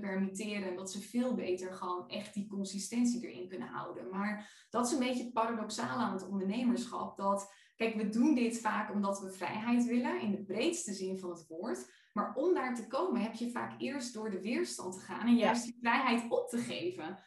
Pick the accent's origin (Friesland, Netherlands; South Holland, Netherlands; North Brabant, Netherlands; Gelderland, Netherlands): Friesland, Netherlands; moved away; mijn dorp waar ik vandaan kom in Friesland.